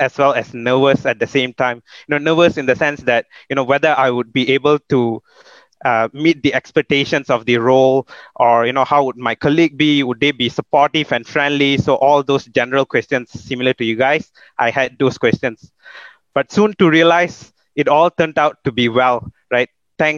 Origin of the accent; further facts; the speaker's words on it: Subang Jaya, Selangor, Malaysia; also born or lived in Perak; So I was born in Perak, but raised in Sunway.